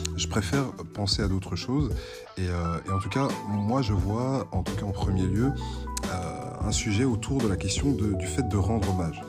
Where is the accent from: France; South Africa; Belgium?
Belgium; je suis belge francophone